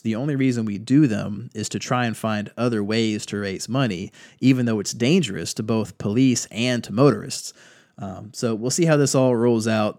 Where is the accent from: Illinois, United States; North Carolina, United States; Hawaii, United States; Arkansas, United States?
North Carolina, United States; my home state here in North Carolina